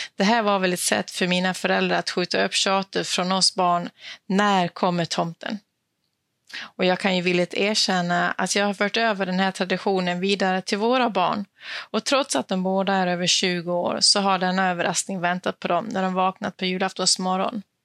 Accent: Dalarna County, Sweden; now in Skåne, Sweden; jag är född och uppvuxen i Dalarna

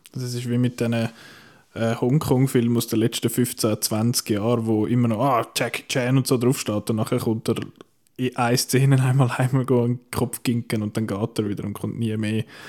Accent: Switzerland; bei uns in der Schweiz

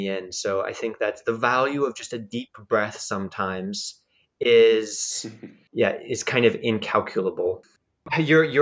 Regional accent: United States; moved away as an adult; also born or lived in Japan; now in Czech Republic; As an American

